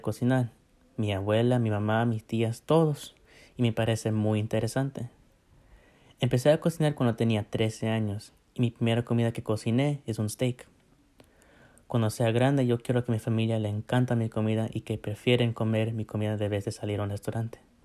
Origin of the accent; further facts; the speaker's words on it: United States; nací en los Estados Unidos, pero mis papás son de México